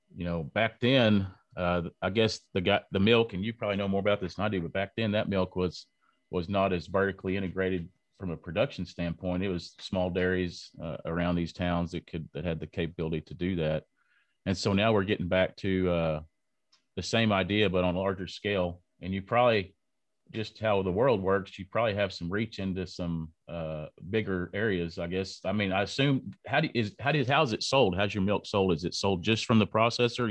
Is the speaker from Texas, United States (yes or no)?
yes; Lubbock, Texas, United States; I am from Lubbock, Texas